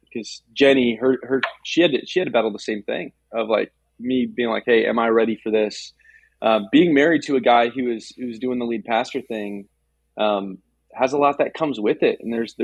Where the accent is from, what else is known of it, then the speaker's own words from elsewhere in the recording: Southwest Florida, United States; moved away as an adult; now in West Hartford, United States; Southwest Florida, where I grew up, where my family